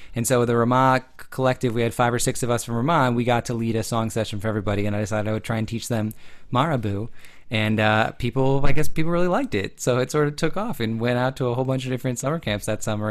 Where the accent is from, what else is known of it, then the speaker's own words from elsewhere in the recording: Chicago, Illinois, United States; I grew up in the Chicago area